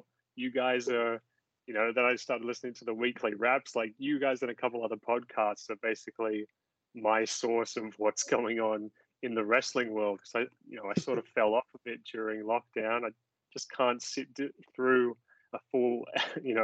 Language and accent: English; Sydney, New South Wales, Australia; I was not born in Dubbo. I was born in Sydney